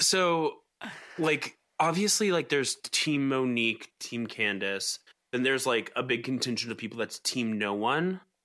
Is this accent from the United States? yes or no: yes; Atlanta, Georgia, United States; all those weird McMansions that I grew up around in Atlanta